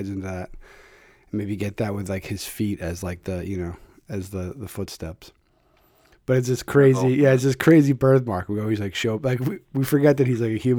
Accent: Philadelphia, Pennsylvania, United States; I'm from Philadelphia.

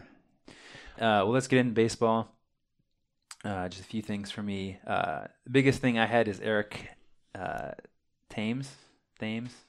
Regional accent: Champaign, Illinois, United States; We are twin brothers from Champaign, Illinois.

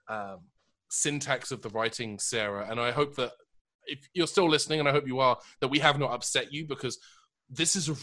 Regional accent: United Kingdom; moved away; my home country

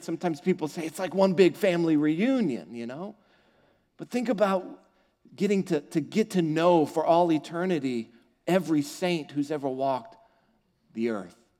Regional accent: United States; I'm an American

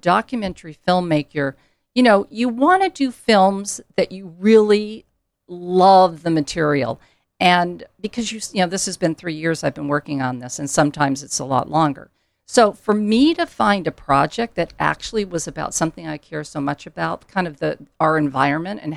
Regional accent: Ithaca, New York, United States; I was born in Ithaca

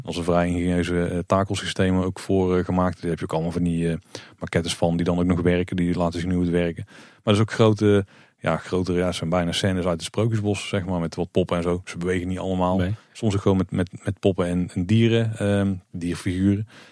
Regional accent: Netherlands; als Nederlander

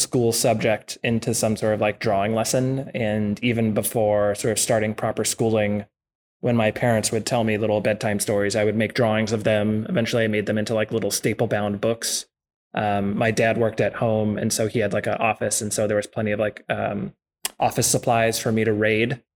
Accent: East Bay, California, United States; I grew up in Southern California for a little while, but then mostly in the East Bay and Martinez and Danville

